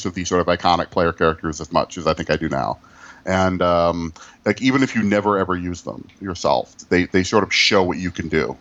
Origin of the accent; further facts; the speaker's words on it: Midwest, United States; I'm from the Midwest